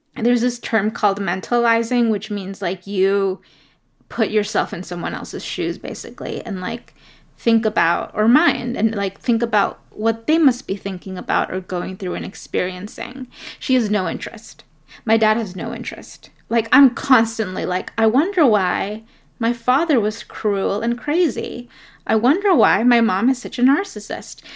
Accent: New York City, New York, United States; also born or lived in Ecuador; was born in Ecuador and grew up in New York City. in Brooklyn and in Queens

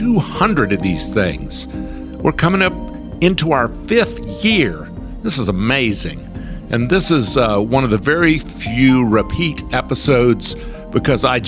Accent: Albany, Georgia, United States; born or raised there

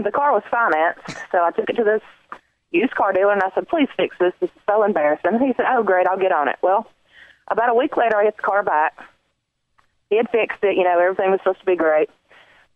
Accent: the South, United States; I'm a good Southern girl

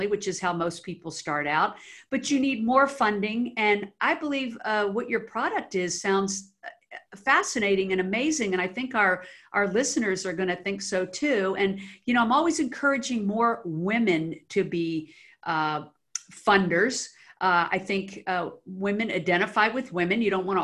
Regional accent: Washington, District of Columbia, United States; moved away as an adult; now in Los Angeles, United States; I was actually born in the D.C. area, grew up there

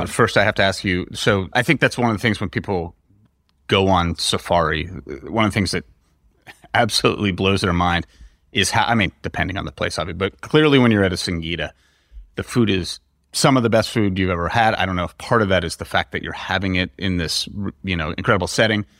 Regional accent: United States; as an American, you go out and have an this amazing meal that would cost you a few hundred dollars in the U S

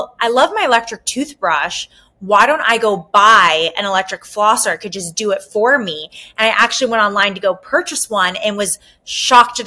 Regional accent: Southern California, United States; also born or lived in New York City; I am originally from Southern California

